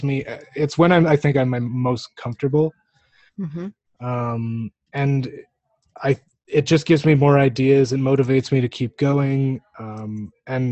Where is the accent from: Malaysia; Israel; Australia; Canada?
Canada; being a Canadian